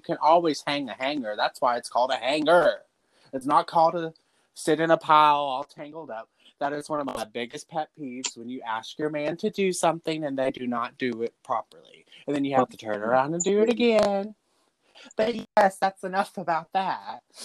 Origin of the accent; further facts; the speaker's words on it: Dallas, Texas, United States; I'm originally from Dallas. I've been out in the country for 13 years now